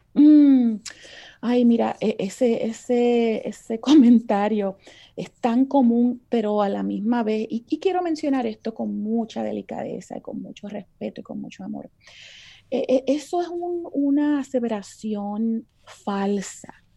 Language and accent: Spanish; Puerto Rico; moved away as an adult; now in Texas, United States; soy puertorriqueña de pura cepa, como diríamos en la isla